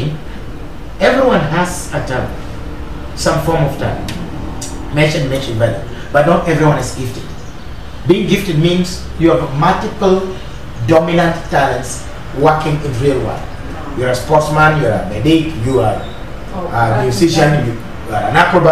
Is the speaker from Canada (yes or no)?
no; Kenya; as a Kenyan